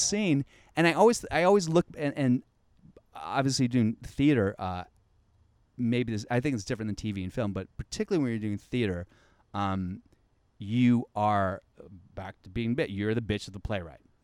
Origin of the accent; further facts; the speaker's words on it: the South, United States; I'm from the South